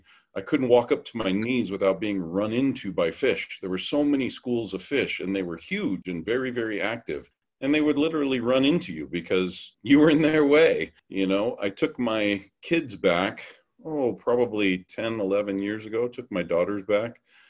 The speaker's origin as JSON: {"language": "English", "region": "Hawaii", "country": "United States", "tie": "born or raised there", "also_born_or_lived": "California", "moved": "yes", "lives_now": "Idaho, United States", "said": "I was raised in Hawaii. I went to Hanama Bay a couple times a month."}